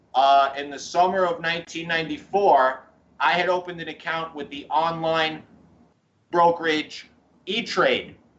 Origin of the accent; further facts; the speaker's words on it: New York City, New York, United States; I grew up in Fresh Meadows, Queens, New York